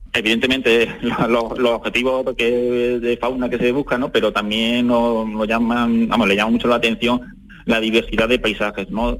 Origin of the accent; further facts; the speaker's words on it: Adamuz, Andalusia, Spain; mi entorno, de aquí de mi pueblo, de Adamú